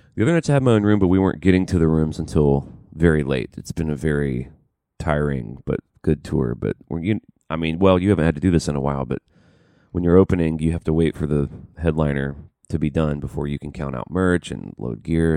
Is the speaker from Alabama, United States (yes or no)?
yes; Birmingham, Alabama, United States; moved away; I'm from Birmingham